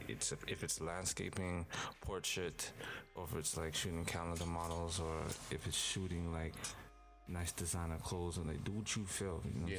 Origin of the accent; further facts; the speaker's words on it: Scarborough, Ontario, Canada; Well, I'm a little kid. I came from Scarborough.